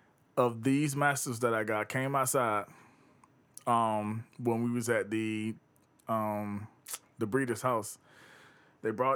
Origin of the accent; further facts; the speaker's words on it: Batesburg, South Carolina, United States; I grew up in Batesburg